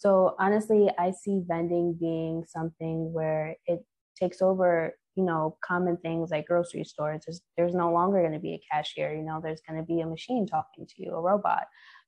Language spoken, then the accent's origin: English; Limon, Costa Rica; born there; So being that I was born here in Limon, Costa Rica, I thought this was a great place to start. I know the environment.